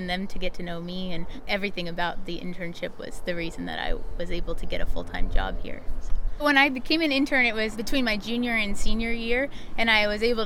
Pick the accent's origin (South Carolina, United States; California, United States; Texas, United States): California, United States; Watsonville; also born or lived in Colorado; I'm from Watsonville originally